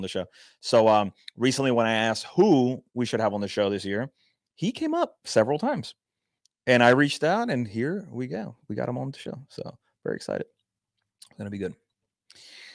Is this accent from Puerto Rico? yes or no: yes; Puerto Rico; I'm from Puerto Rico